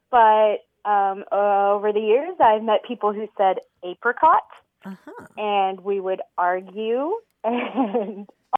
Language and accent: English; Fort Worth, Texas, United States; I was born in Texas and raised here, but my parents are both from Colorado and Kansas.